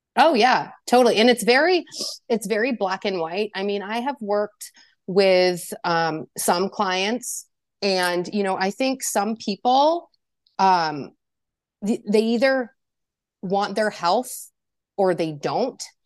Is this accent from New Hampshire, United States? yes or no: yes; New Hampshire, United States; I am from New Hampshire